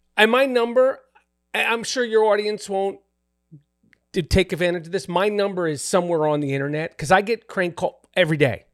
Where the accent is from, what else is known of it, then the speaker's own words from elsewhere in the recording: New York City, New York, United States; I grew up in New York City